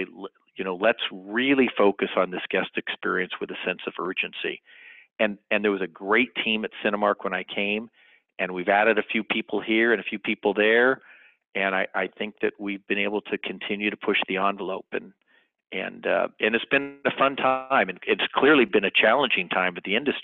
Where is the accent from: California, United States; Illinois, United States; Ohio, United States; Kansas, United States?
California, United States; Sacramento; moved away as an adult; also born or lived in Los Angeles, California; now in Dallas, United States; I was born and raised in Sacramento, California